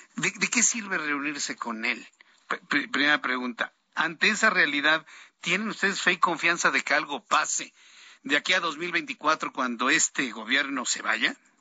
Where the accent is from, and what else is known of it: Mexico